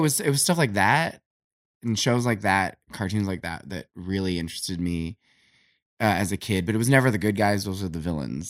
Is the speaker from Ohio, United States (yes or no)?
yes; Canton, Ohio, United States; I grew up in Canton, Ohio in the eighties